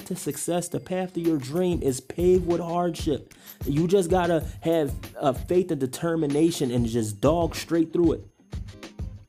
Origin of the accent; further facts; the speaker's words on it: Philadelphia, Pennsylvania, United States; moved away as an adult; now in Idaho, United States; growing up in Philly